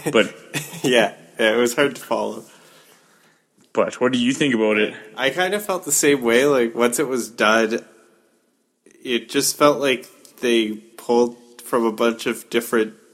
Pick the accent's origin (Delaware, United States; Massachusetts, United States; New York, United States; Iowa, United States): New York, United States; Staten Island; Growing up on Staten Island, Barbara and I had often heard the legend of Cropsey.